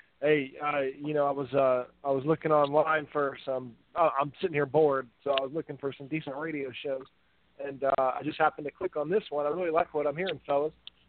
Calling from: North Carolina, United States; I'm calling from North Carolina.

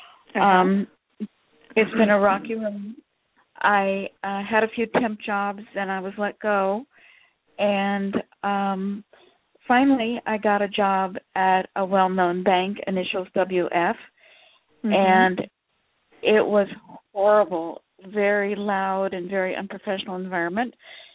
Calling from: Sacramento, California, United States

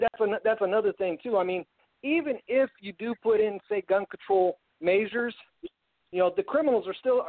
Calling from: Wisconsin, United States; Calling from Wisconsin.

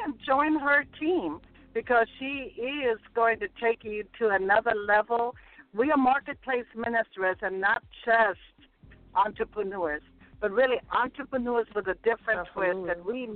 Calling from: Hampton, Georgia, United States; I am actually calling from Hampton, Georgia

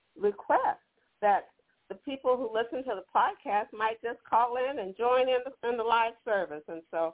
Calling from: Banning, California, United States; I'm calling from Banning, California.

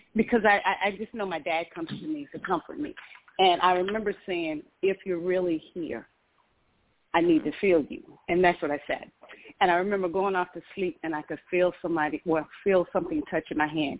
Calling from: Georgia, United States; I'm calling from Georgia.

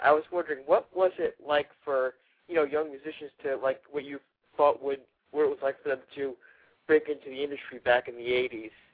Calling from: Nevada, United States; I'm calling from Nevada.

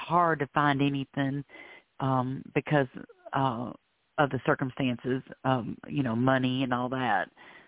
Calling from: Florida, United States; I'm calling from Florida.

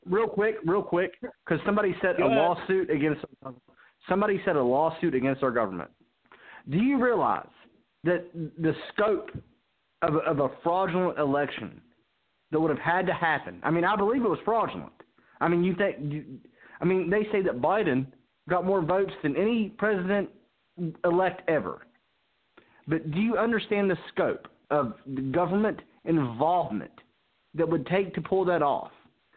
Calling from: South Carolina, United States; I'm calling from South Carolina.

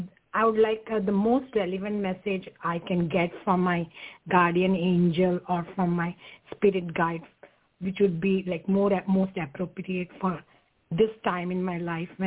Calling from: Connecticut, United States; I'm calling from Connecticut.

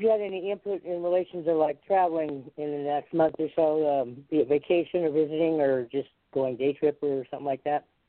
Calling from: Westwood, California, United States; I'm calling from Westwood, California.

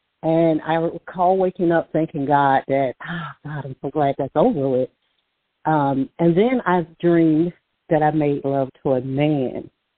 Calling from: Alabama, United States; caller from Alabama.

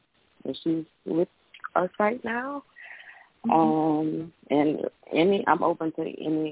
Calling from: Baton Rouge, Louisiana, United States; I'm calling from Baton Rouge.

